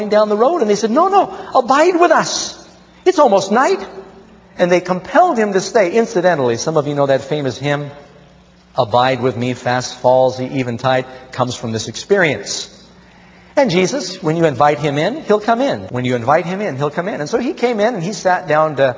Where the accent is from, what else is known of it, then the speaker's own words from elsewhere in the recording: New York City, New York, United States; when I grew up here in New York City